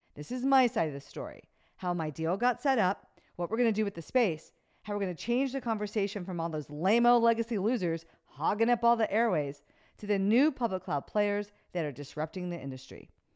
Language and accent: English; United States; I'm an American